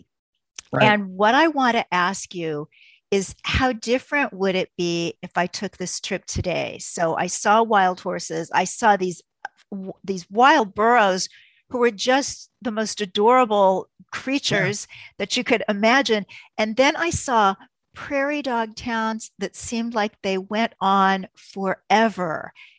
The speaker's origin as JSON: {"language": "English", "town": "Kansas City", "region": "Missouri", "country": "United States", "tie": "born or raised there", "moved": "yes", "said": "we drove up from Kansas City, Missouri, where I lived at the time. It's my hometown."}